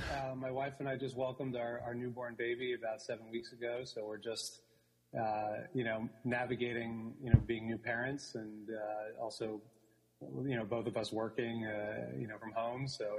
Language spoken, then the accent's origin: English; New York City, New York, United States; I'm born and raised in New York City, grew up actually with the theater industry.